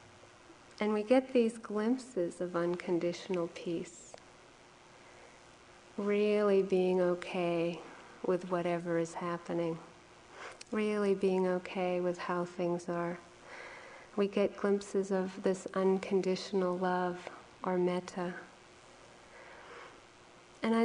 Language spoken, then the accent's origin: English; New England, United States; now in Hawaii, United States; I was from here in originally New England